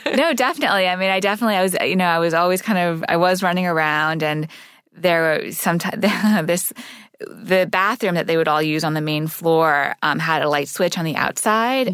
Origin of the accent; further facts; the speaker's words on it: Montreal, Quebec, Canada; So I grew up in Montreal, living in a Sufi meeting house.